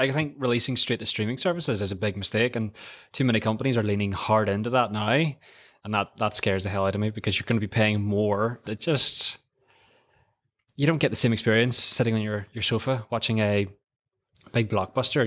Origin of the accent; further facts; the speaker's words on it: Antrim, Northern Ireland, United Kingdom; I'm, I'm from a little town called Antrim, which is about twenty miles just outside of Belfast